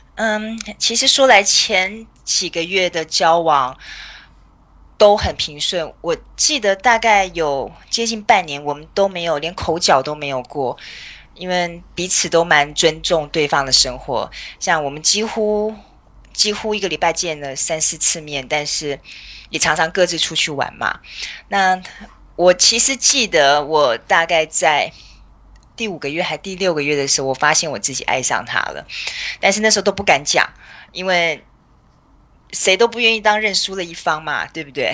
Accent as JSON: {"language": "Chinese", "town": "Taipei", "country": "Taiwan", "tie": "born or raised there", "moved": "as an adult", "lives_now": "Vancouver Island, Canada", "said": "我是台北长大的，我是完完全全台北人。那目前住在加拿大的温哥华岛，嗯，就跟我老公两个人"}